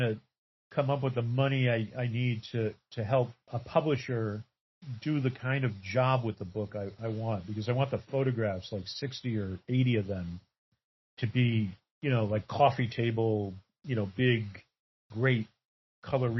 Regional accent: Lenox, Massachusetts, United States; The town that I grew up in Western Massachusetts, Lenox, Massachusetts

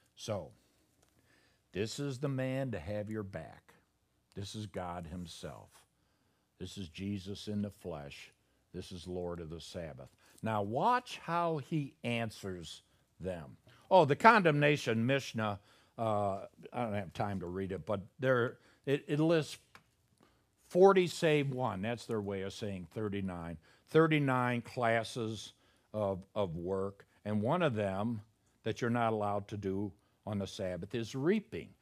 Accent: Chicago, Illinois, United States; moved away; I'm from Chicago

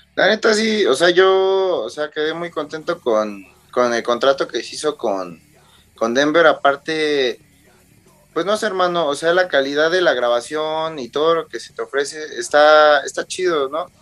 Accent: Mexico; somos mexicanos

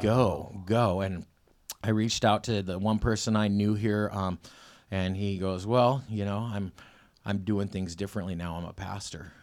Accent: Selah, Washington, United States; born or raised there; also born or lived in Ellensburg, Washington

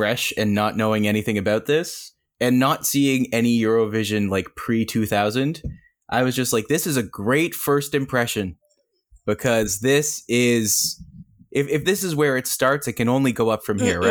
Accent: Canada; I'm from Canada.

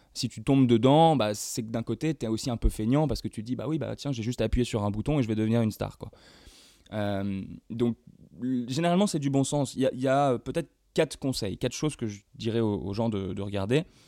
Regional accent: Évreux, Normandy, France; moved away; also born or lived in Rouen; je viens d'Evreux. petit village, euh, petite ville euh, du fin fond de la Normandie, euh, ici passe rien, voilà, donc je suis vite parti.

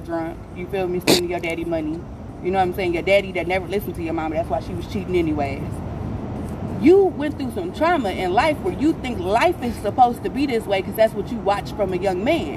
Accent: Hamtramck, Michigan, United States; also born or lived in Belleville, Michigan; I was raised out in Belleville and Hamtramck

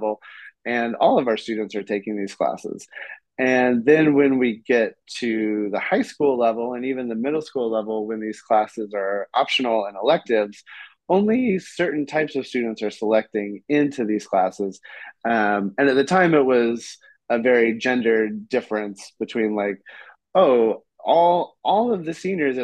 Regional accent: Kansas, United States; moved away as an adult; also born or lived in South Korea / Colombia; I grew up in Kansas.

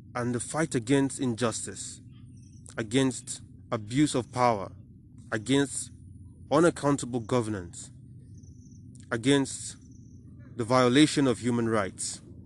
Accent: Nigeria; as a Nigerian

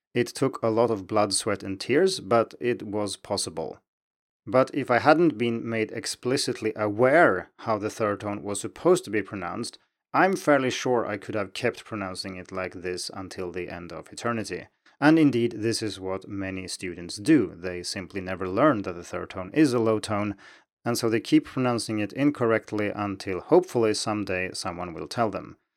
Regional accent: Sweden; English is a second language; moved away; And I'm from Sweden, and growing up, we learned Swedish in school.

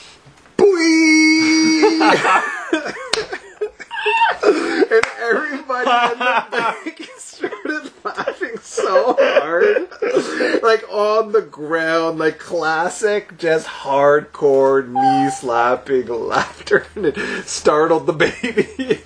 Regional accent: Sudbury, Ontario, Canada; I grew up in Sudbury, so like I was so used to being around primarily white people

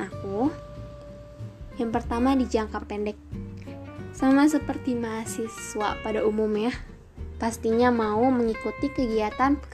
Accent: Depok, West Java, Indonesia; asal aku dari kota Depok.

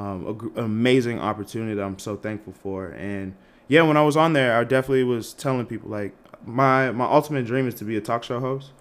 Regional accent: Malden, Massachusetts, United States; moved away as an adult; also born or lived in Lexington, Kentucky; I am from Malden, Massachusetts, like outside of Boston. Undergrad, I went to University of Kentucky because, you know, growing up in around the Boston area

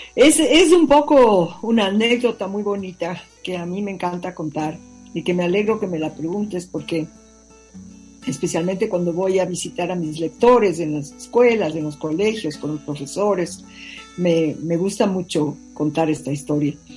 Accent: Ecuador; así somos los ecuatorianos

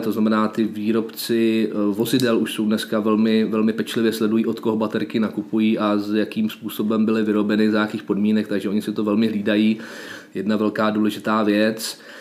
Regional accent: Czechia

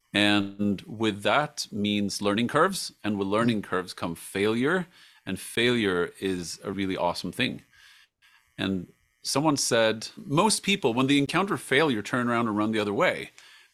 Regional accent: Sweden; moved away; also born or lived in United States / England / Jordan; live in my home country, Sweden

